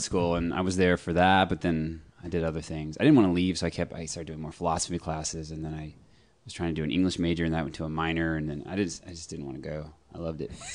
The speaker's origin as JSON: {"language": "English", "town": "Austin", "region": "Texas", "country": "United States", "tie": "born or raised there", "also_born_or_lived": "Birmingham, Alabama / Sherman, Texas", "said": "I grew up in Austin"}